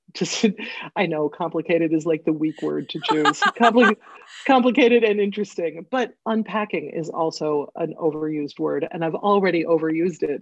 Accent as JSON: {"language": "English", "town": "Northfield", "region": "Minnesota", "country": "United States", "tie": "born or raised there", "said": "I grew up in Northfield, Minnesota, which is a little college town"}